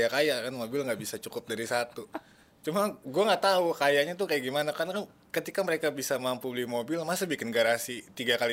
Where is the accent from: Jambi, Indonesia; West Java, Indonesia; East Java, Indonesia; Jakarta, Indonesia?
West Java, Indonesia; Depok; mungkin gue orang Depok yang akhirnya bangga